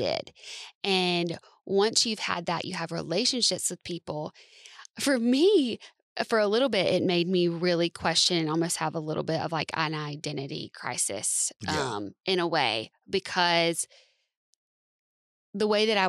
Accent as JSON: {"language": "English", "region": "the South", "country": "United States", "tie": "born or raised there", "said": "I grew up in the South."}